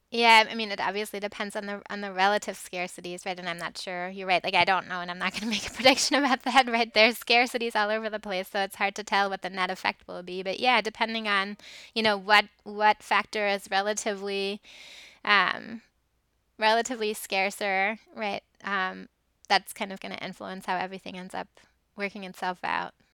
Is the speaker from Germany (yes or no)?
yes; Germany; moved away; I grew up in Germany